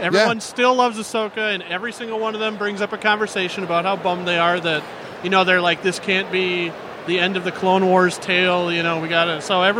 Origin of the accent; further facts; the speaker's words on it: Minnesota, United States; I'm from Minnesota.